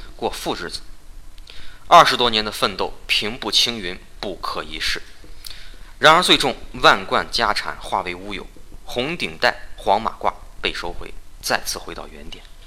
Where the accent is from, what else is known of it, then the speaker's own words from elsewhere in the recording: China; 我们中国人